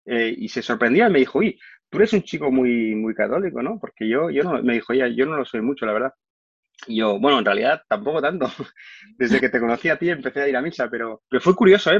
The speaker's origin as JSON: {"language": "Spanish", "town": "Barcelona", "region": "Catalonia", "country": "Spain", "also_born_or_lived": "Madrid", "said": "yo soy de Barcelona"}